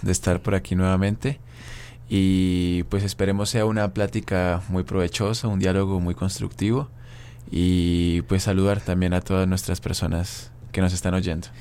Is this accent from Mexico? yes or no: no; Colombia; moved away; yo provengo de Colombia